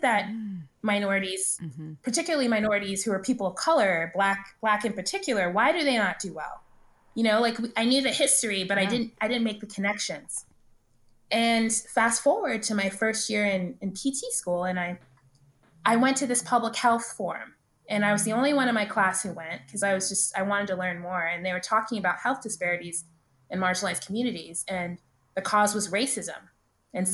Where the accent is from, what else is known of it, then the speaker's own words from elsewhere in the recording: Dallas, Texas, United States; I grew up in Dallas